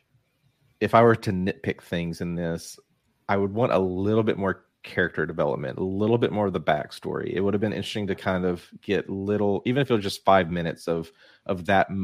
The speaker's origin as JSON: {"language": "English", "region": "South Arkansas", "country": "United States", "tie": "born or raised there", "said": "I grew up in South Arkansas"}